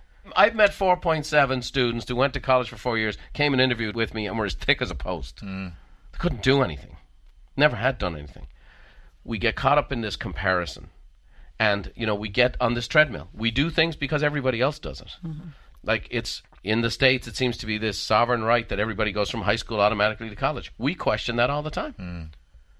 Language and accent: English; Ireland; Now, I'm an Irishman. I can tell a joke.